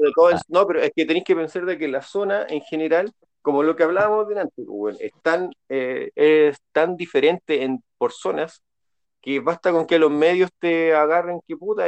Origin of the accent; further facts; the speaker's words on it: Santiago, Santiago Metropolitan Region, Chile; chileno santiaguino, pues weón, santiaguino